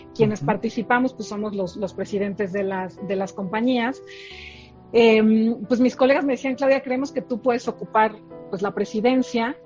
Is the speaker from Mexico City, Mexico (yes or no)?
yes; Mexico City, Mexico; ¿de dónde soy originaria? Soy de la Ciudad de México. Nací eh, acá en, la ciudad, eh, aquí y aquí sigo